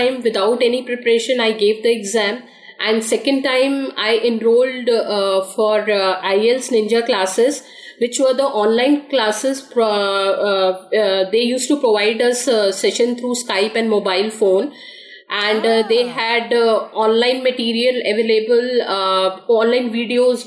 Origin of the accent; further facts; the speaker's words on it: India; also born or lived in Noida, India; I'm from India. And I am currently residing in Noida, which is a part of Delhi NCR